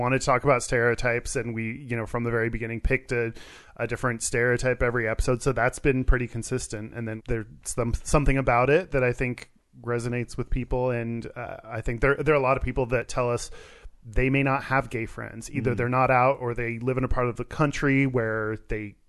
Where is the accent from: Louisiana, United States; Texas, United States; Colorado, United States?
Texas, United States; Houston; moved away as an adult; now in Seattle, United States; I grew up in Texas in the suburbs of Houston and moved up here right out of college